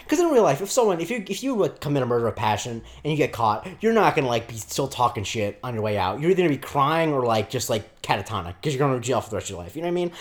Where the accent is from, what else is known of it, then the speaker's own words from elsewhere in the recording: Florida, United States; also born or lived in Rockland County, New York; I'm from Florida